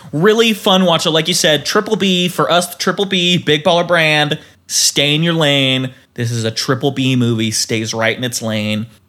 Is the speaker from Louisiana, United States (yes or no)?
no; Utah, United States; And we grew up in Utah.